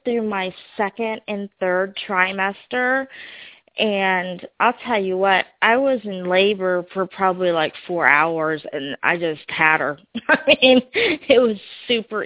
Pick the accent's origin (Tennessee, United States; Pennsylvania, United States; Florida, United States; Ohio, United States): Ohio, United States; moved away; I'm actually originally from Ohio, so I was born and raised about 3 hours from where Shannon lives